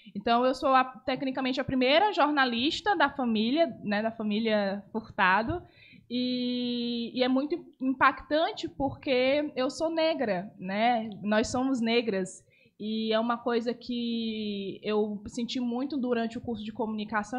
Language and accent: Portuguese; Parnaíba, Piauí, Brazil; also born or lived in Manaus; eu nasci em Manaus, mas eu me considero parnaibana